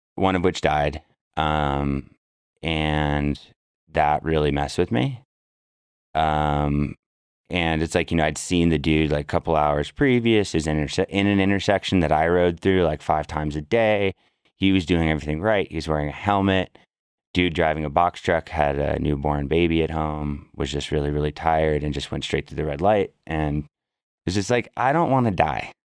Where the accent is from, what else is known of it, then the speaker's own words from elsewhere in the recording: Berkeley, California, United States; also born or lived in San Francisco, California; I grew up in Berkeley, California